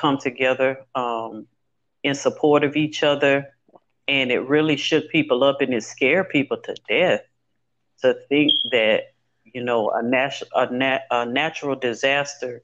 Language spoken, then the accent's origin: English; Louisiana, United States; Growing up in Louisiana